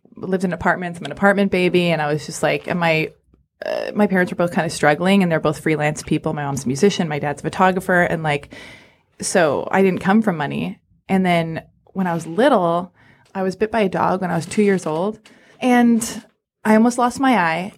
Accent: Los Angeles, California, United States; I was born and raised in Hollywood

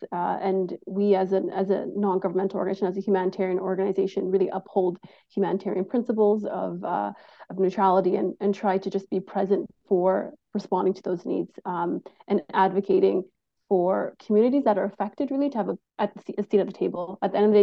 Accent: Canada; we as the Canadian public

